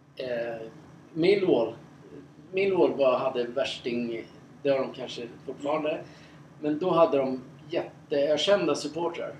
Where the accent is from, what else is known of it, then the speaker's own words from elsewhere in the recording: Sweden; som svensk